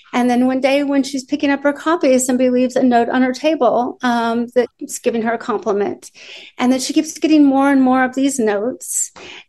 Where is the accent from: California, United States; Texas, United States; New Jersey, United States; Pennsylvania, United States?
Texas, United States; Austin; moved away as an adult; also born or lived in Illinois / New York; now in Nashville, United States; we lived in Austin, Texas for most of my life. I moved from Illinois to Austin when I was a kid. And then we moved to New York for 2 years.